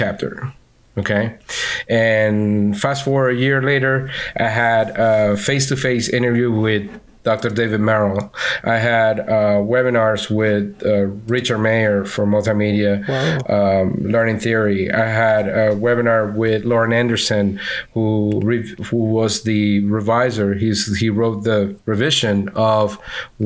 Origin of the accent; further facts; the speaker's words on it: Venezuela; accent: Venezuelan; now in Orlando, United States; I'm from Venezuela.